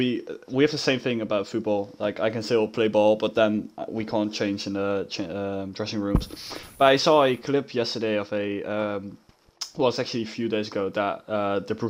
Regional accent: Rotterdam, South Holland, Netherlands; I'm Dutch

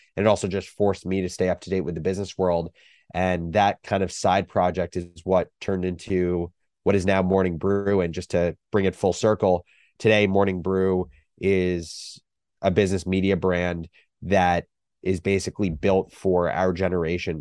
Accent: New Jersey, United States; moved away as an adult; also born or lived in Michigan; growing up in New Jersey

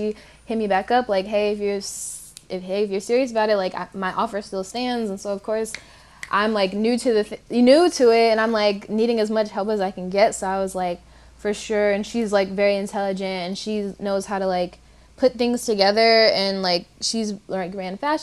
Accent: Detroit, Michigan, United States; I'm from Detroit, Michigan as well. And I am a R&B singer from Detroit, Michigan

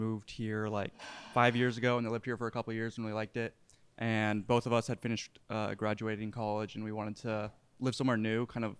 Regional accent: Sonoma, California, United States; moved away as an adult; now in Austin, United States; I am originally from Sonoma, California.

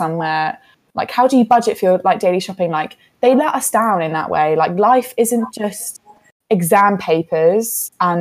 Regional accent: United Kingdom; We're all British

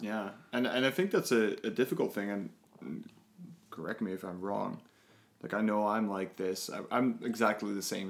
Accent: Netherlands; now in Canada; I'm from the Netherlands

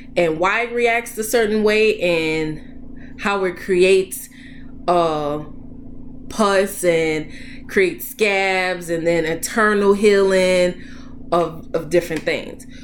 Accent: New Orleans, Louisiana, United States; moved away as an adult; also born or lived in Boston; I'm from New Orleans. So Boston is a long way from home

